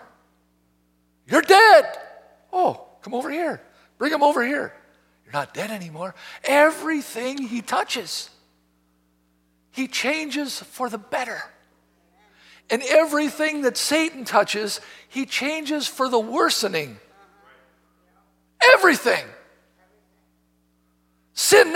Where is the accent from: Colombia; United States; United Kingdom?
United States; I'm an American